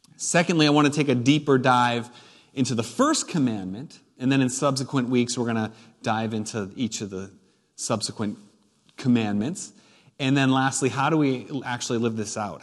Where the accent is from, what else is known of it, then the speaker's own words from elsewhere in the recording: New Hampshire, United States; I was born and raised in New Hampshire.